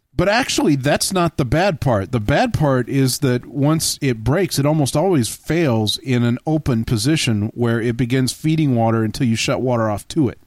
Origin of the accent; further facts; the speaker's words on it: Texas, United States; growing up in Texas